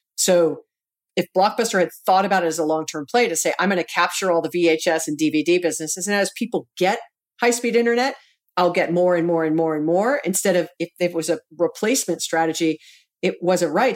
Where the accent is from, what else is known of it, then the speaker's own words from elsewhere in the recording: Hawaii, United States; we're both born and raised in Hawaii